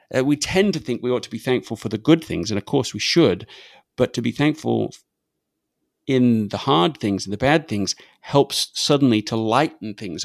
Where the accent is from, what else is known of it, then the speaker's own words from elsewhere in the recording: England, United Kingdom; accent: English; moved away as an adult; now in United States; my English accent